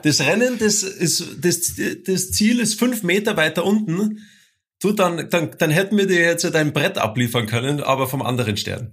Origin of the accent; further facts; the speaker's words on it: Bavaria, Germany; Der Bernd und ich, wir kommen ja aus Bayern